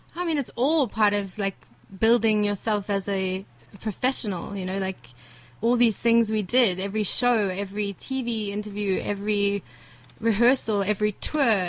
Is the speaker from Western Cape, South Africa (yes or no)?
no; Johannesburg, Gauteng, South Africa; I grew up in, in Rivonia, uh, in ah. Sunning Hill, around the corner here.